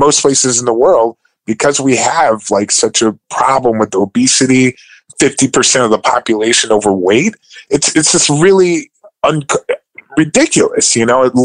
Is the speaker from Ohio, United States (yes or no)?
yes; Cleveland, Ohio, United States; I'm coming from Cleveland.